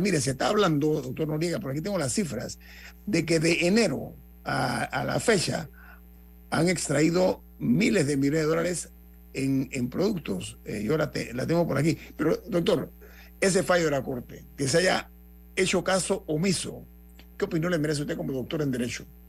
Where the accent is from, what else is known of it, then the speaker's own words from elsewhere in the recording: Panama; a mí como panameño